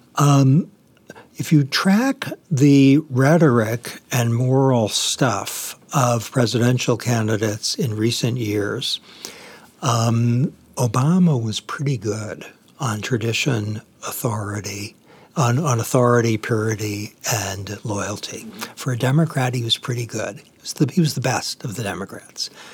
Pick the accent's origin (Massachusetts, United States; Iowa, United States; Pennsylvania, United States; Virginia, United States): Massachusetts, United States; Boston; I grew up in Boston